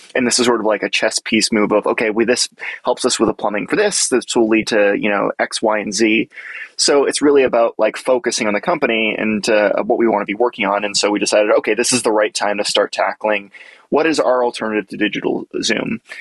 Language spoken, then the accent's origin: English; Boston, Massachusetts, United States; I grew up around the Boston area